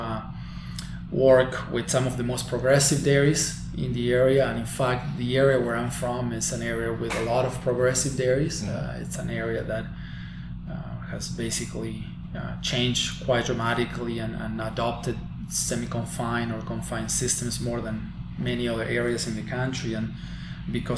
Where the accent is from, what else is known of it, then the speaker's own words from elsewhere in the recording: Balnearia, Córdoba, Argentina; moved away as an adult; now in New York, United States; I'm from a very small town in a rural area of Argentina, a small town called Balnearia, in the province of Córdoba